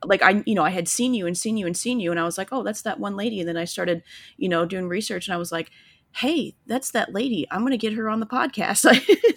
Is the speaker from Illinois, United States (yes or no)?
yes; Illinois, United States; now in Florida, United States; we live down in Florida now, but I'm originally from Illinois